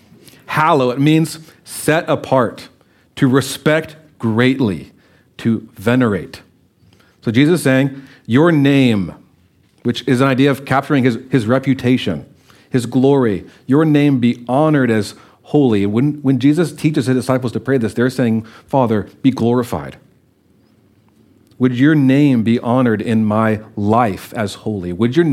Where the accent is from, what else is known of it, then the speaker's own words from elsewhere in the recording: Louisiana, United States; I was coming from Louisiana. We heard a train every once in a while. Well, we were 2 hours from the airport. A lot of people in our town had never been on a plane.